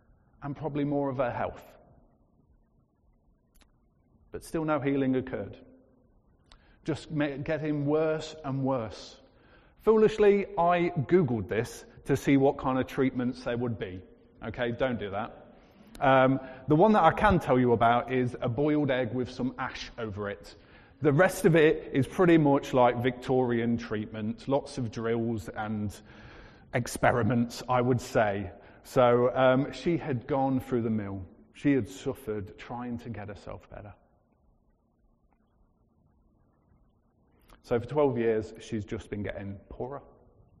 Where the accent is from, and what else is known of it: United Kingdom